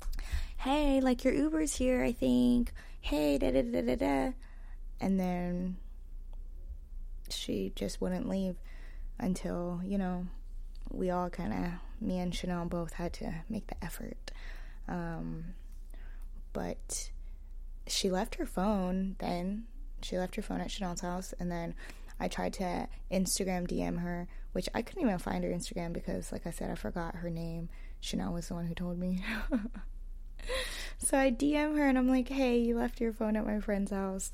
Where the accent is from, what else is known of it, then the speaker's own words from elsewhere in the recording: the Bay Area, California, United States; I'm from the Bay